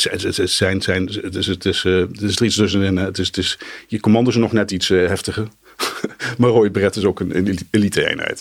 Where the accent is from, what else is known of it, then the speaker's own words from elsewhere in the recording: Nijmegen, Gelderland, Netherlands; moved away as an adult; now in Arnhem, Netherlands; Nijmegen de, mijn, mijn geboortestad was.